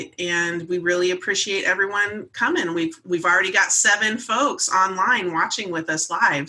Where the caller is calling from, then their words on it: Phoenix, Arizona, United States; I'm hailing from Phoenix today, where the temperature is inching its way back up to a typical Phoenix weather.